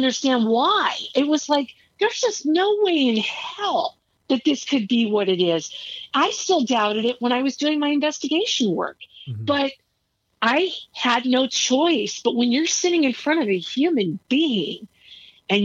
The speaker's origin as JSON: {"language": "English", "region": "Arizona", "country": "United States", "said": "I'm a stranger from Arizona"}